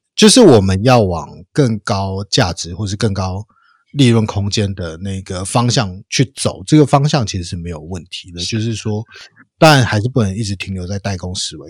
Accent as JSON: {"language": "Chinese", "country": "Taiwan", "said": "我们的童年是在台湾最好的那个时候"}